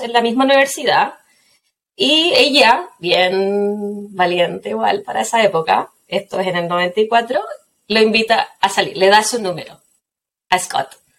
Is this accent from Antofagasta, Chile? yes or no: no; Quillota, Valparaíso, Chile; Yo soy de Quillota, así que uno o tomaba o no hacía nada más